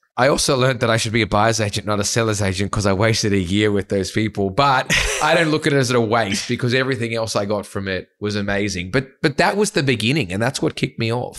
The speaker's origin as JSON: {"language": "English", "town": "Sydney", "region": "New South Wales", "country": "Australia", "tie": "born or raised there", "said": "I grew up in the North Shore. So if you're not from Sydney, it's not the glitz and glam of the eastern suburbs"}